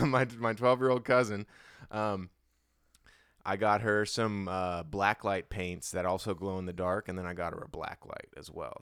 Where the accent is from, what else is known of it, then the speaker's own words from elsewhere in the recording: Hawaii, United States; I'm from Hawaii